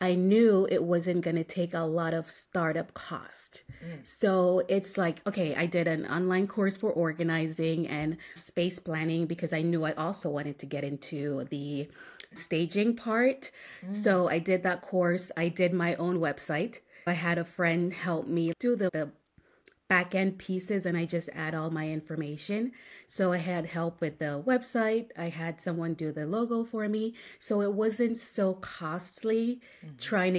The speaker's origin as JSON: {"language": "English", "country": "Jamaica", "tie": "born or raised there", "also_born_or_lived": "Bahamas", "moved": "as an adult", "lives_now": "Buda, United States", "said": "I was born in Jamaica. I moved to the Bahamas right after graduating high school"}